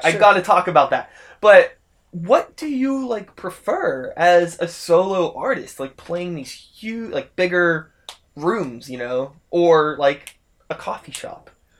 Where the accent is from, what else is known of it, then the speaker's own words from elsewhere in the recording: Pittsburgh, Pennsylvania, United States; We're from here.